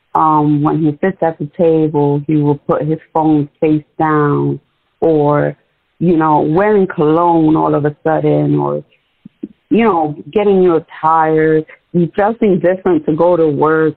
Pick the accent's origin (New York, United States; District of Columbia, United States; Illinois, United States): New York, United States; moved away; we grew up in New York.